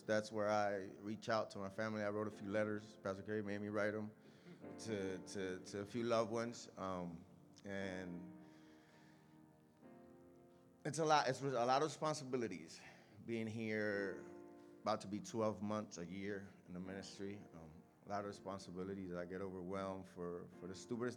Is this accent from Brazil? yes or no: no; Puerto Rico; moved away; I'm from Puerto Rico. I grew up with my mom and my two brothers.